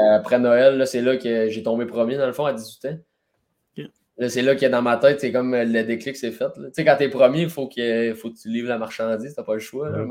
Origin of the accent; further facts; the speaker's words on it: Rouyn-Noranda, Quebec, Canada; je viens de Rwanda